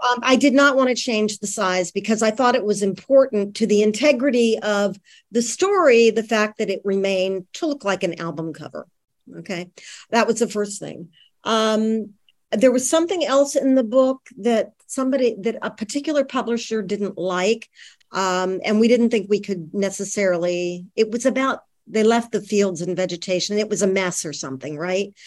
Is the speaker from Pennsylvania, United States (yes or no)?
yes; Greenville, Pennsylvania, United States; also born or lived in Bradford, Pennsylvania / Pittsburgh, Pennsylvania; now in Los Angeles, United States; I grew up in Western Pennsylvania. Um, graduated high school from a very small town called Greenville, Pennsylvania